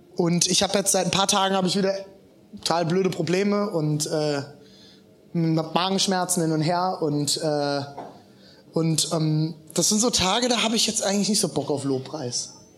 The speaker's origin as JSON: {"language": "German", "region": "eastern Germany", "country": "Germany", "said": "als Ossis"}